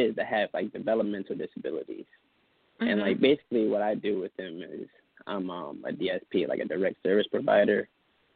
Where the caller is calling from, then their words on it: New Jersey, United States; I'm calling from New Jersey